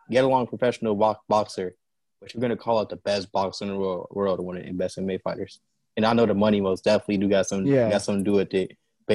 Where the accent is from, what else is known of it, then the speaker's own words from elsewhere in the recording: Chicago, Illinois, United States; Honestly, the way growing up out here, honestly, I just say cold, it's fun.